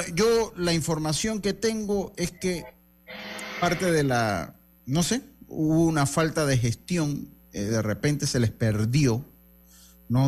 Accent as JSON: {"language": "Spanish", "country": "Panama", "said": "como buenos panameños"}